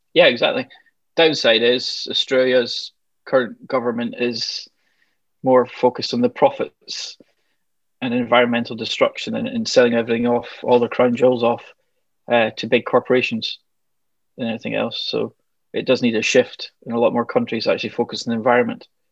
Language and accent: English; Glasgow, Scotland, United Kingdom; I grew up just outside Glasgow